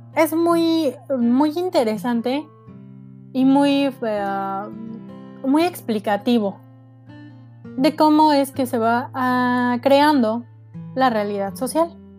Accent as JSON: {"language": "Spanish", "country": "Mexico", "said": "nos conocemos como mexicanos"}